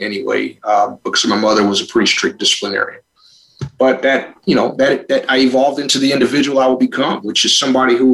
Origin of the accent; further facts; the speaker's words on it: Buffalo, New York, United States; I was just an ordinary kid growing up in Buffalo, New York